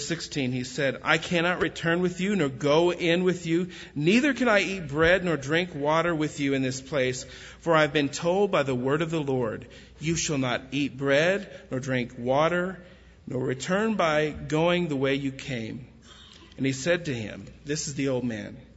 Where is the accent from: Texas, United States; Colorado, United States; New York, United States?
Texas, United States; West; I grew up in West Texas